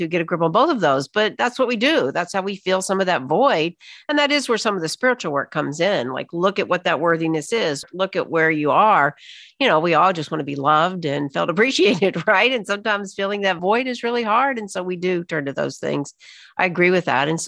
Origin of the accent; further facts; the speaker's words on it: Alabama, United States; I was raised in Alabama, Deep South